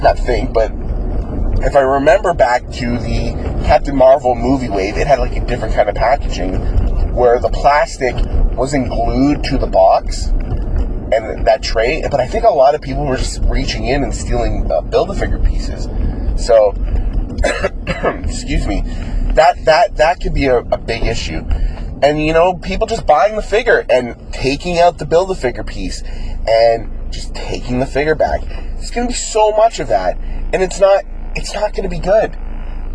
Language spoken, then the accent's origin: English; Canada; as a Canadian collector